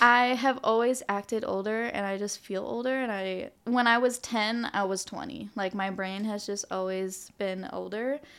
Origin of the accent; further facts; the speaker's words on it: Hawaii, United States; also born or lived in New Jersey; I was born here in Hawaii, And I semi spent elementary school in the mainland in New Jersey 'cause that's where my parents are from, but I came back when I was ten